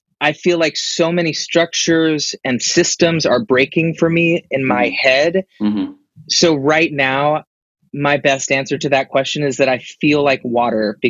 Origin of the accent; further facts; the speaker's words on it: Nashville, Tennessee, United States; I grew up in Nashville, Tennessee